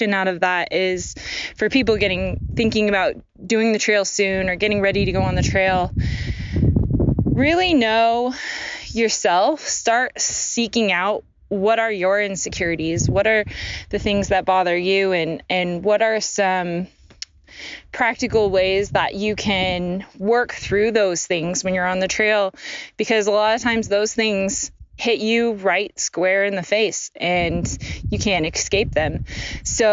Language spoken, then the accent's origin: English; Portland, Oregon, United States; I'm from Portland